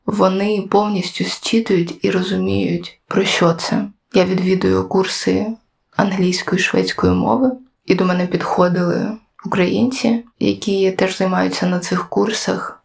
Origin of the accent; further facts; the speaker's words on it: Kyiv, Ukraine; я сама з Києва